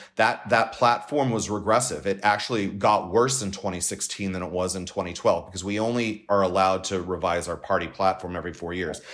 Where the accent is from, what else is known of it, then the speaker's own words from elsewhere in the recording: Los Angeles, California, United States; also born or lived in Washington D.C.; I'm a Californian. Um, my residence is still home. Home is San Pedro in the southern part of the city